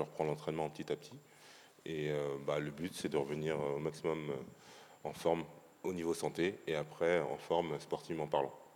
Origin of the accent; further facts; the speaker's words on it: Paris, Île-de-France, France; je suis parisien pur